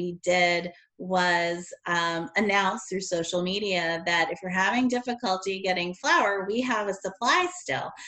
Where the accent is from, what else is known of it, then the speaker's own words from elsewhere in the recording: Connecticut, United States; moved away; I grew up in Connecticut